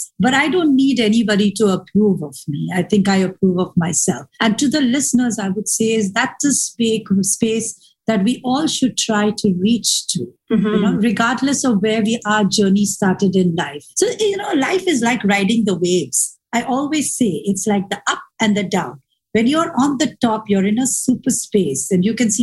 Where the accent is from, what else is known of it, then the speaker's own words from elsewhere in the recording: Dubai, United Arab Emirates; I was from Dubai